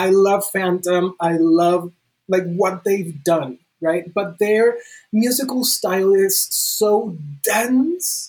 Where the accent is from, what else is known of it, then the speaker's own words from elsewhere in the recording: Bogotá, Bogotá Capital District, Colombia; I am still in my hometown, Bogota, Colombia, all the way down in South America.